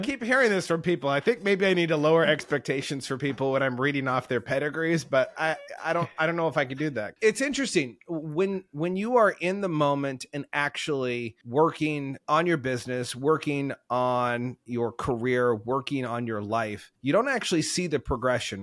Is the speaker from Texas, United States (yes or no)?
no; Oregon, United States; growing up in Oregon here